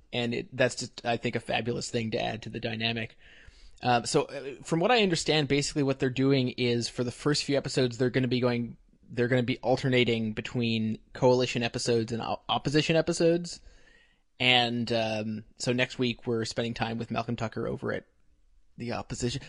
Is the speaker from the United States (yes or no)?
no; Canada; I'm Canadian